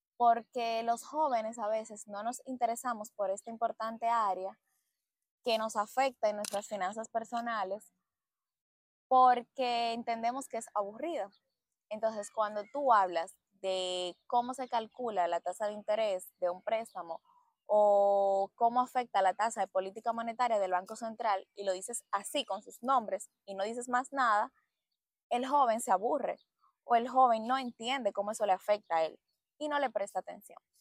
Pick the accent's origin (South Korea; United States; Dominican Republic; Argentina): Dominican Republic; moved away as an adult; now in Barcelona, Spain; nosotros como dominicanos